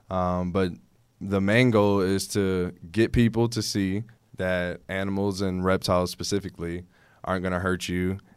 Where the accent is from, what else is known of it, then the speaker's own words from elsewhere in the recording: Houston, Texas, United States; Houston, born and raised.